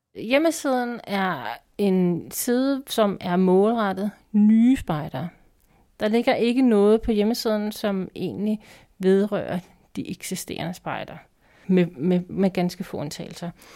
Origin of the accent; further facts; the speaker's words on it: Copenhagen, Capital Region of Denmark, Denmark; now in Holbæk, Denmark; jeg kommer fra København, så jeg har været spejder der.